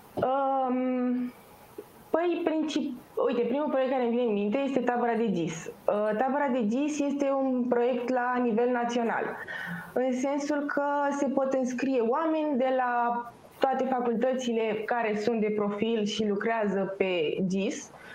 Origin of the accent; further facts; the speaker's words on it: Pitești, Argeș, Romania; moved away as an adult; now in Bucharest, Romania; Eu personal sunt din, sunt din Pitești. Când am venit în București